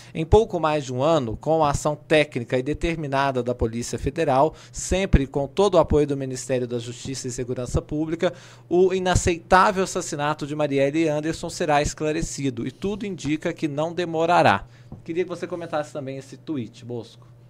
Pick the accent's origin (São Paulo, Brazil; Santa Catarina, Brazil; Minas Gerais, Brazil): Minas Gerais, Brazil; eu que sou mineiro